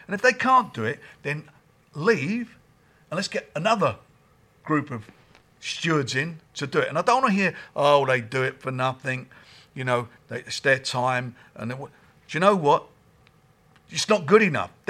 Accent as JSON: {"language": "English", "town": "Islington", "region": "London", "country": "United Kingdom", "tie": "born or raised there", "said": "It was a tough area."}